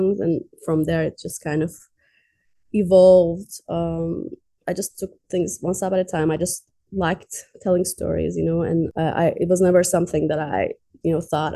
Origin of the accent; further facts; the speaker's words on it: Tehran, Tehran Province, Iran; moved away as an adult; also born or lived in Azerbaijan; now in United States; I grew up in Iran, Tehran